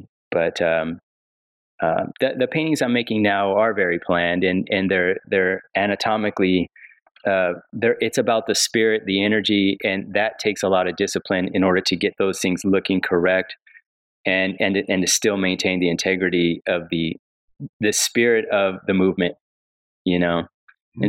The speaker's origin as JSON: {"language": "English", "town": "Rialto", "region": "California", "country": "United States", "tie": "born or raised there", "said": "I grew up in a city called Rialto. It's like an hour east"}